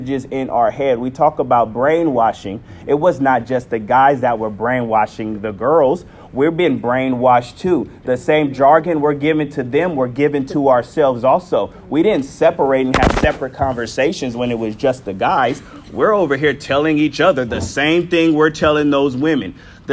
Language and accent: English; San Diego, California, United States; I'm from Southeast San Diego and literally Linda Vista, up the street